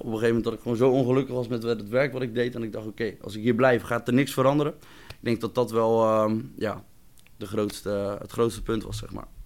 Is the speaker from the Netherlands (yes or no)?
yes; Rijnsburg, South Holland, Netherlands; Ik ben ook geboren en getogen in Rijnsburg